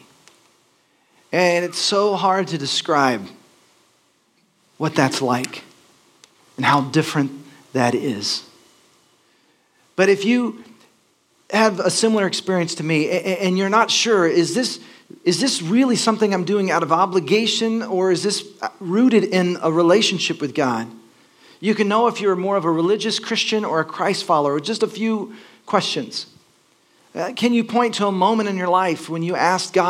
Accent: Texas, United States; moved away as an adult; also born or lived in Los Angeles; I grew up in Texas, and my parents made me go to church

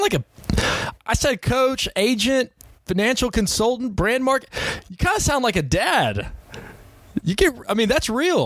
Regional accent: Texas, United States; I'm from Texas out here in the prairie.

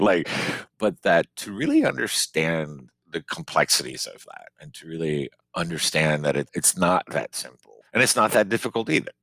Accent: Miami, Florida, United States; moved away as an adult; now in Maine, United States; growing up in Miami, you know, Cuban

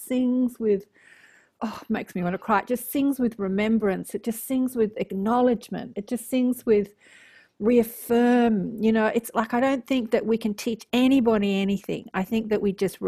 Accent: Sydney, New South Wales, Australia; I'm a city slicker too, born and raised in Sydney

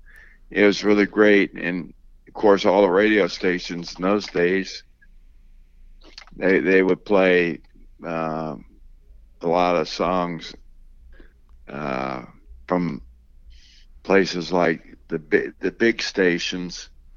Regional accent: Cleveland, Ohio, United States; I grew up in the Cleveland area.

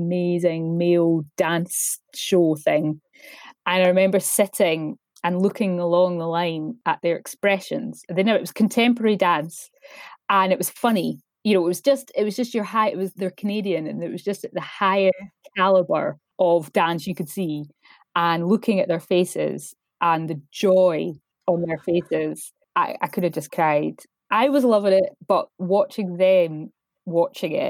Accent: Stirling, Scotland, United Kingdom; now in Glasgow, United Kingdom; being from Stirling

